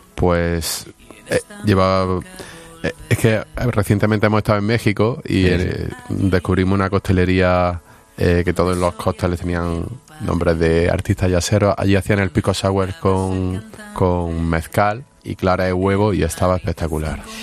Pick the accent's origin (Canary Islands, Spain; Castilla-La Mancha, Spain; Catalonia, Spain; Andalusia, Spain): Andalusia, Spain; Granada; yo soy de Granada